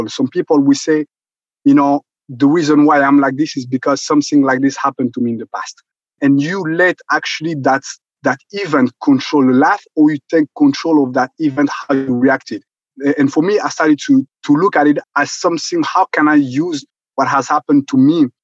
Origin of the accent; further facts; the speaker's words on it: Rwanda; moved away; originally I'm originally from Rwanda. And as you know, I was there during the genocide in 1994.